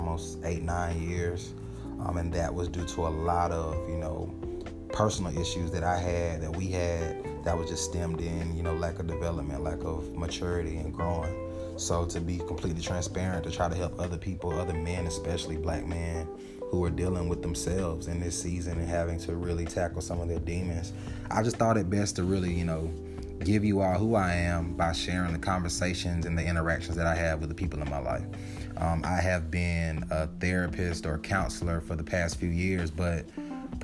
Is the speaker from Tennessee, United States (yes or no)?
no; Atlanta, Georgia, United States; me being born and raised in Atlanta